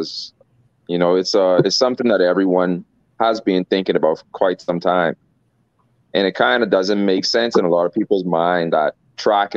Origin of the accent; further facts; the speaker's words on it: Bahamas; I'm from the Bahamas